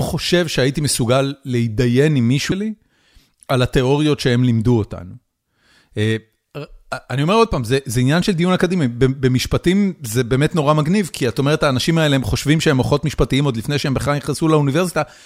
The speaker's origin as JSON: {"language": "Hebrew", "town": "Haifa", "region": "Haifa District", "country": "Israel", "tie": "born or raised there", "moved": "as an adult", "lives_now": "United States", "said": "גדלתי בחיפה, עם הצפונבונים על הכרמל"}